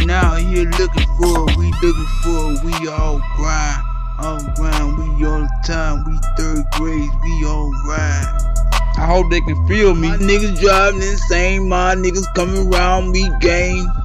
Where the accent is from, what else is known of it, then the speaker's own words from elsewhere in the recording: Tennessee, United States; I come from Tennessee.